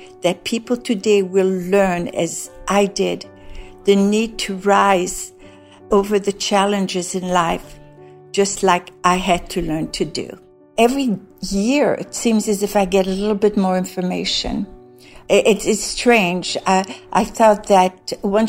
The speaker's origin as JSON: {"language": "English", "town": "Brussels", "region": "Brussels-Capital Region", "country": "Belgium", "tie": "born or raised there", "moved": "yes", "said": "I was born in Brussels, Belgium, in Laeken, L-A-E-K-E-N."}